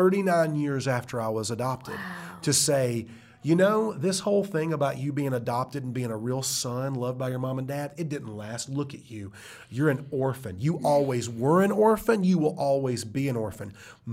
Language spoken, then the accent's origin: English; United States; As an American, I see that all the time.